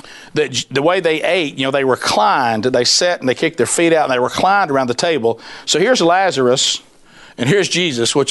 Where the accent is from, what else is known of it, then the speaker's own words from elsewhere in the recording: the South, United States; I'm from the South